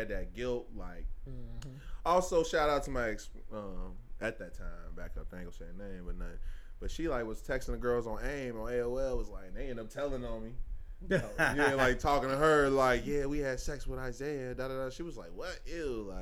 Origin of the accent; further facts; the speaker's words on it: Lincoln Heights, United States; I was from Lincoln Heights